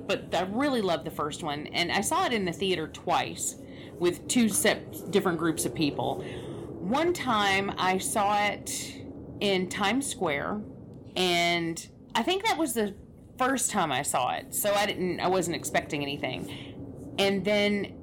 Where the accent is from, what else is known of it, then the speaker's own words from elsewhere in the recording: Atlanta, Georgia, United States; I grew up in Atlanta